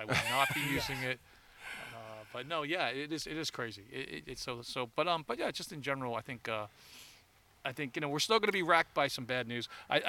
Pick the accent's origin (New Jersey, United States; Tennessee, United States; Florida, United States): New Jersey, United States; from somebody growing up in Jersey